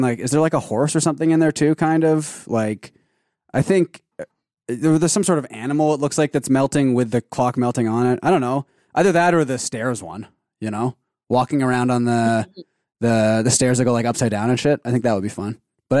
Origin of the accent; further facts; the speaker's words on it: Canada; Let's see. We're Canadian. We should know this.